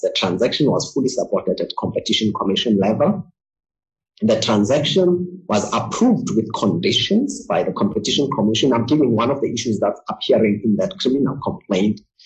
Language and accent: English; South Africa; I'm a South African. I was born in this country